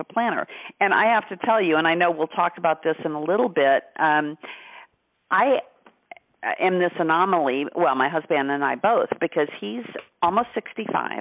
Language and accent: English; Rushville, Indiana, United States; moved away; also born or lived in Greenfield, Indiana; I actually lived east of Indianapolis in Greenfield and grew up in Rushville